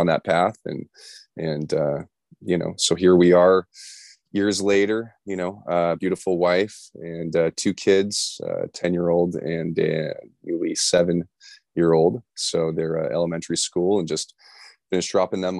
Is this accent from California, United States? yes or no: yes; Los Angeles, California, United States; also born or lived in Orange County / San Diego; born and raised in Los Angeles, live in Orange County, went to school down in San Diego. So I'm a SoCal kid to the bone